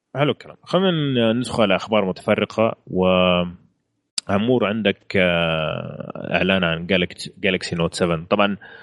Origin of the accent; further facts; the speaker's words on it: Saudi Arabia; عندنا في السعوديه هنا